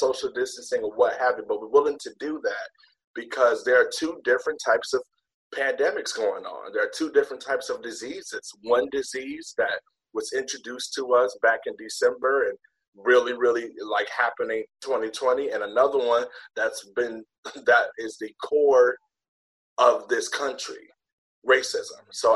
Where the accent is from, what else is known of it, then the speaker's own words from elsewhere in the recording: Detroit, Michigan, United States; moved away as an adult; now in Irvine, United States; I was in Detroit, of course, that's where I'm from